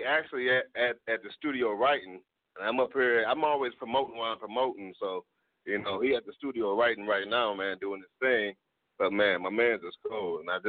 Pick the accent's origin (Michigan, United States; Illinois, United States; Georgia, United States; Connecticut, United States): Michigan, United States; Detroit; with Eclectic Vision, coming from Detroit, Michigan.